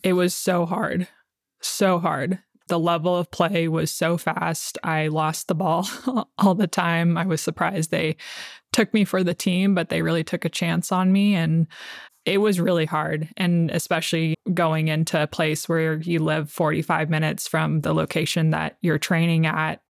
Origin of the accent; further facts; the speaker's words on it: Oceanside, California, United States; also born or lived in San Diego, California; I was born in San Diego, California. And when I was about three or four years old, we moved to Oceanside